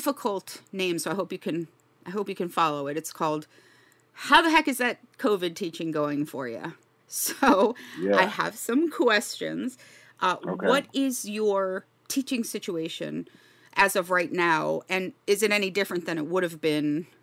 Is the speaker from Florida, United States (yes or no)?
yes; Miami, Florida, United States; I'm born and raised in Miami and Southern Florida.